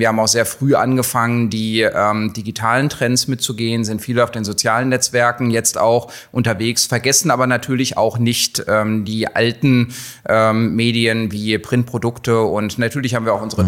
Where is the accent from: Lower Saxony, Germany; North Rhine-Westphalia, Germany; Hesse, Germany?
Lower Saxony, Germany; Hanover; moved away as an adult; now in Hildesheim, Germany; Ich bin Hannoveraner, ja